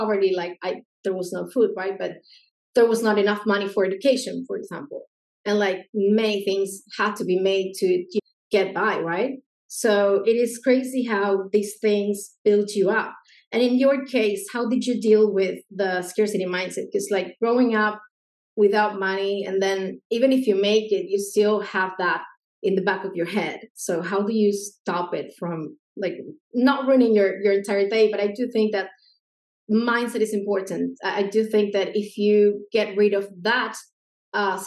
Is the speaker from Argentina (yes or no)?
yes; Argentina; English is a second language; I'm from Argentina